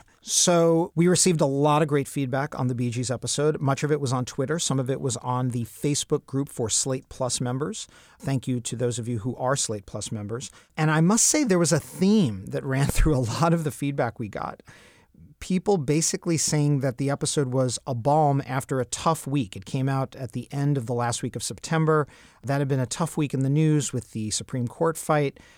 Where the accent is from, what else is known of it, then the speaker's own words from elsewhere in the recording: New York, United States; I grew up in Travolta Central